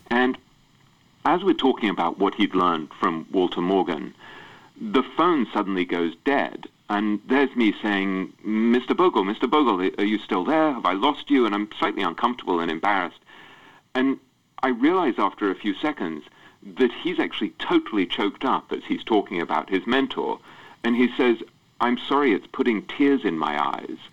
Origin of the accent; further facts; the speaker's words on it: England, United Kingdom; I grew up in England